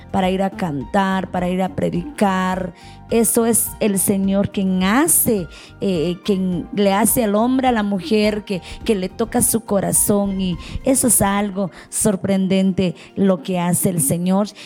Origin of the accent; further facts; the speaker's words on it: Nahualá, Sololá, Guatemala; yo soy de Nahualá, Solola Guatemala, Centroamérica.